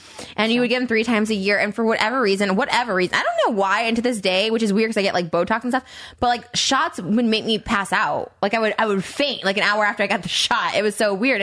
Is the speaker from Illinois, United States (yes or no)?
yes; Winnebago, Pecatonica, Illinois, United States; moved away; we grew up in towns like Winnebago, Pecatonica, Dakota